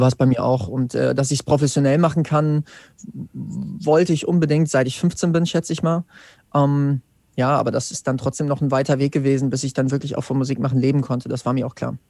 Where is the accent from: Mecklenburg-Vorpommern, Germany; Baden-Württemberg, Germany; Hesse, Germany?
Hesse, Germany; Wetzlar; Ich komme aus Wetzlar